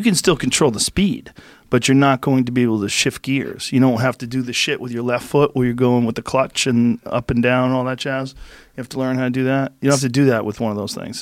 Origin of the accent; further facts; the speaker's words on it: Boston, Massachusetts, United States; moved away; I grew up in Boston